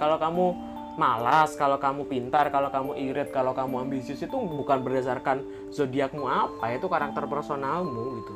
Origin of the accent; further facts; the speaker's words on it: Java, Indonesia; kita kan sebagai orang-orang Jawa